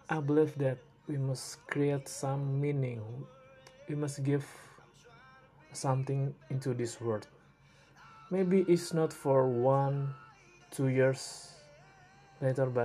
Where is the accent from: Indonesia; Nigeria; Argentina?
Indonesia; English is a second language; I'm from Indonesia